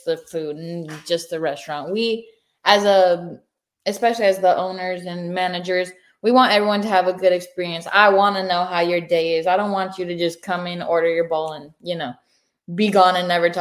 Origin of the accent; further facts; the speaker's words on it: California, United States; now in Northport, United States; we are from California